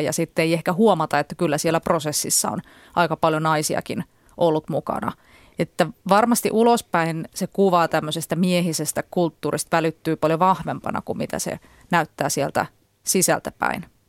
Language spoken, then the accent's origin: Finnish; near Jyväskylä, Central Finland, Finland; moved away; mä oon kotoisin Keski-Suomesta ja ö, käyn siellä edelleen usein